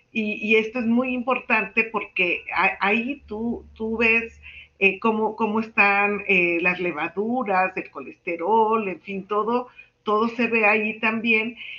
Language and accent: Spanish; Mexico; soy la única mexicana que presenta un trabajo de investigación